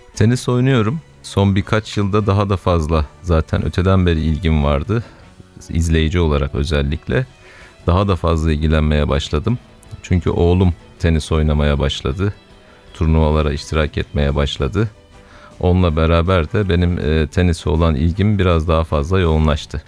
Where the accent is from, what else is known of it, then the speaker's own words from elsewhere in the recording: Kilis, Kilis Province, Turkey; now in Istanbul, Turkey; 1974 Kilis doğumluyum. İstanbul'dan katılıyorum.